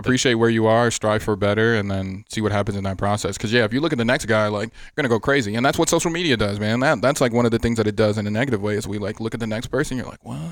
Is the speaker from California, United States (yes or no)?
no; Miami, Florida, United States; also born or lived in Atlanta; now in Las Vegas, United States; I'm from Miami. Growing up as a kid, I always liked the Dolphins